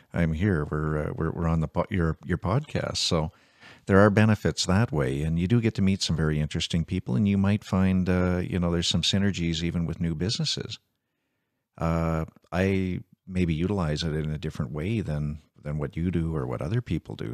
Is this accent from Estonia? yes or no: no; Canada; I'm a Canadian first and foremost.